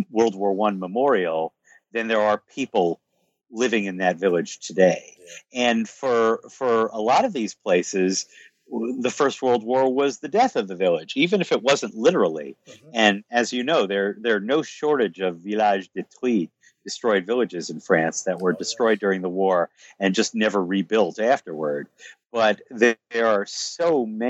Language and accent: English; United States; I'm American